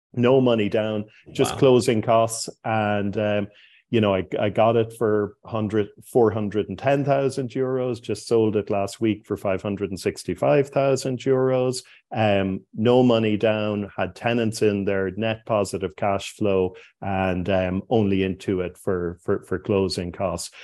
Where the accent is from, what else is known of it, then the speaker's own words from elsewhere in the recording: Cork, Munster, Ireland; moved away as an adult; also born or lived in Dublin; Cork was my hometown